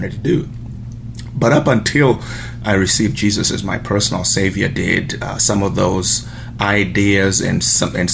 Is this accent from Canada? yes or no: no; Zimbabwe; moved away; I was born in Zimbabwe, which was Rhodesia at the time, and pretty much grew up in a broken home